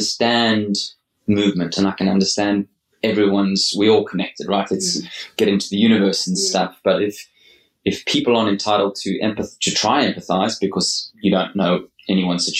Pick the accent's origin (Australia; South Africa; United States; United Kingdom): South Africa; my conditioning as a South African